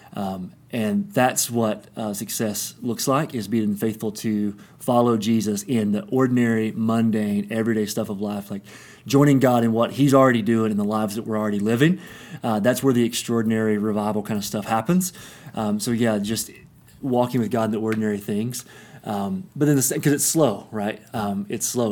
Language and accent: English; Kingsport, Tennessee, United States; moved away as an adult; also born or lived in Johnson City, Tennessee; now in Denver, United States; East Tennessee is home. It's where I grew up in Kingsport, Tennessee